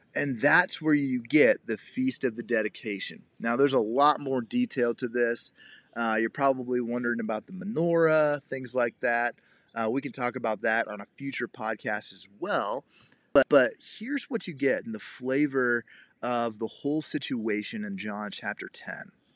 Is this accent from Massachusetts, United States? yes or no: no; Cincinnati, Ohio, United States; I grew up in the Cincinnati, Ohio area